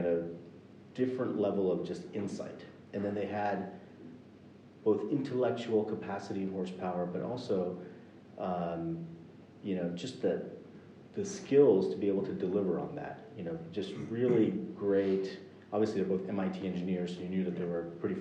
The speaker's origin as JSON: {"language": "English", "country": "United States", "tie": "born or raised there", "said": "I grew up in the United States"}